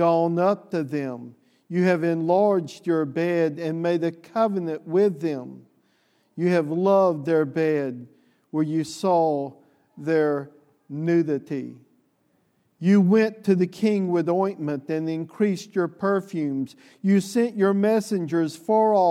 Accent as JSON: {"language": "English", "region": "the South", "country": "United States", "said": "the Southerner that I am"}